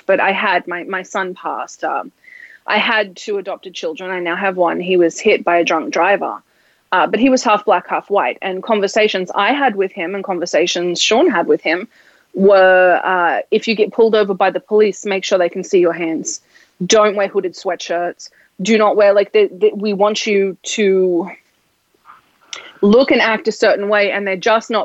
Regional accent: Australia; accent: Australian; now in United States; growing up in Australia

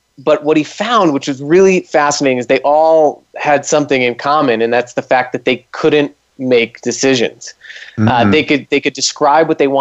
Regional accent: East Coast, United States; I'm from the East Coast

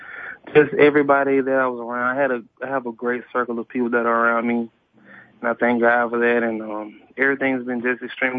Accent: Birmingham, Alabama, United States; My mom and dad would say that I was a great kid growing up. I mean, a lot of fun, a lot of great times, a lot of great memories.

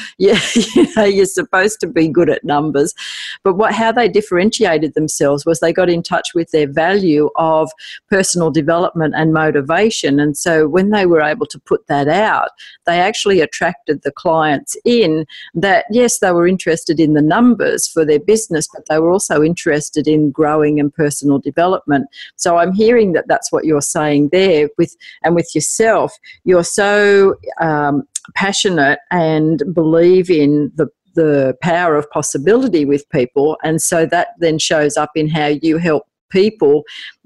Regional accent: Australia; accent: Aussie; my Aussie accent

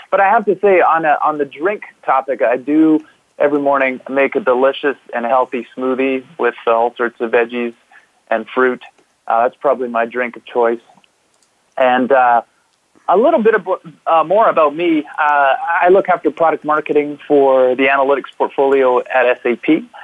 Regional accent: Vancouver, British Columbia, Canada; I am talking to you today from the beautiful offices at SAP Vancouver, uh, born and raised in Vancouver.

